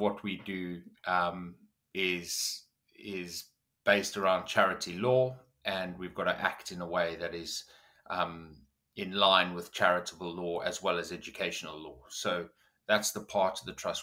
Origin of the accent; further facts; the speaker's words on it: South Africa; moved away as an adult; now in United Kingdom; I grew up in South Africa